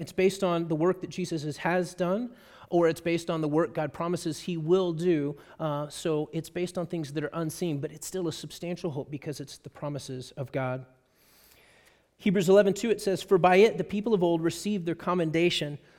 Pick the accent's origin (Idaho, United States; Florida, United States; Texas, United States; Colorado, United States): Texas, United States; I'm a Texan